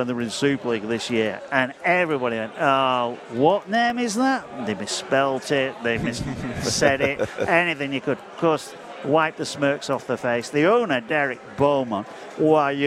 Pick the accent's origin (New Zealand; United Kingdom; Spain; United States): United Kingdom; Leigh, North West England; it's my hometown club